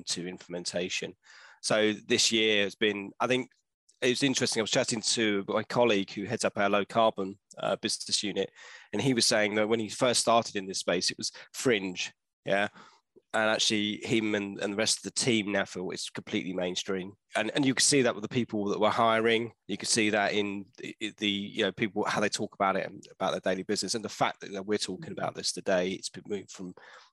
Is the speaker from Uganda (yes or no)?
no; London, United Kingdom; also born or lived in Bath; I grew up around Leytonstone, Chingford, that way